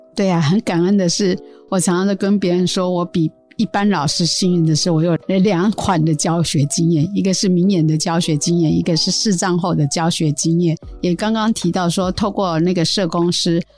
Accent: Su'ao, Yilan County, Taiwan; 我来自苏澳

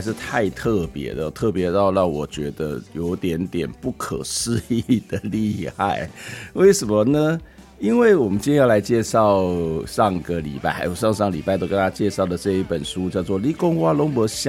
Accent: Taiwan; 因为我我觉得用台语写诗真的很棒，因为咱台湾为咱的台语哦，其实有很多很美的音韵哦，因为我们从小在教会长大

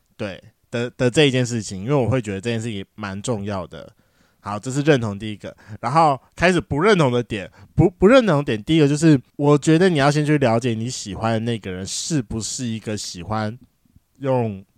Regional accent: Taiwan; accent: Taiwanese Mandarin (台湾国语); 我刚才是不是很台湾国语啊

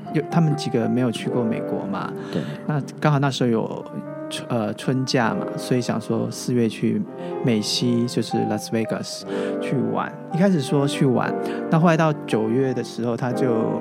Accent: Taoyuan, Taiwan; moved away as an adult; now in Taipei, Taiwan; 我老家在桃园嘛，是。我一个人在台北 居住嘛，所以可能异乡背景。

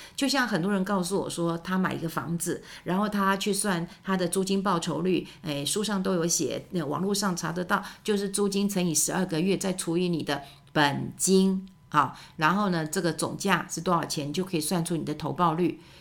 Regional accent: Taiwan; 我们台湾人真的很爱我们的家人。

